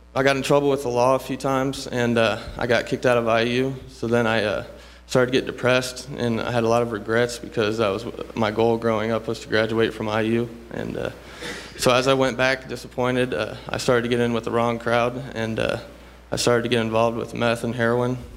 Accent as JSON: {"language": "English", "town": "Rochester", "region": "Indiana", "country": "United States", "said": "I'm from Rochester, Indiana. I, I pretty much grew up in the church"}